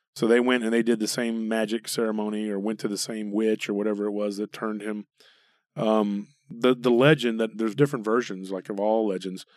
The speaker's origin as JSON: {"language": "English", "town": "Taylor", "region": "Texas", "country": "United States", "tie": "born or raised there", "moved": "yes"}